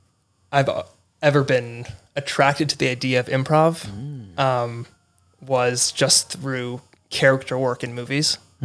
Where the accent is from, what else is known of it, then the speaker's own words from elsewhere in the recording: Los Angeles, California, United States; also born or lived in Maryland; I was born and raised in LA.